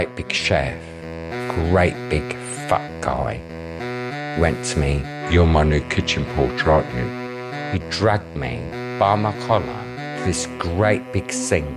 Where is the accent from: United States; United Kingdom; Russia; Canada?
United Kingdom; Wolverhampton, West Midlands; I grew up in the Midlands in a place called Wolverhampton.